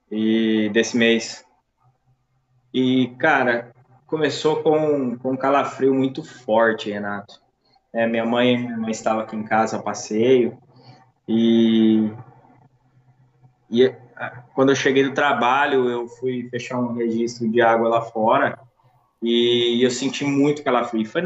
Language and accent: Portuguese; Uberaba, Minas Gerais, Brazil; born there; sou nascido em Uberaba, Minas Gerais, é, tenho 30 anos e sou pai, né?